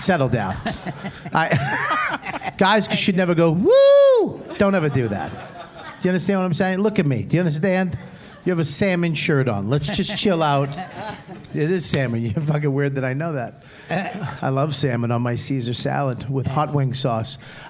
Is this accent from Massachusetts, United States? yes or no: yes; Boston, Massachusetts, United States; moved away as an adult; now in New York, United States; I'm New York, but I'm originally from Boston.